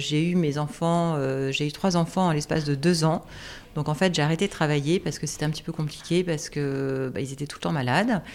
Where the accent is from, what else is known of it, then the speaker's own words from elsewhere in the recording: Alsace, Grand Est, France; moved away as an adult; also born or lived in Strasbourg / Quebec; now in Paris, France; Alors, je suis alsacienne. Pour moi, c'est très important parce que j'ai été élevée à la campagne